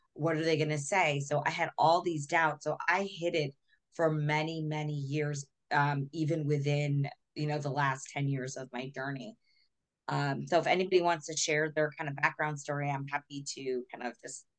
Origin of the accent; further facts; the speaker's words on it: Texas, United States; growing up in Texas, most people, you know, were mostly Christian or, you know, in a different faith than me.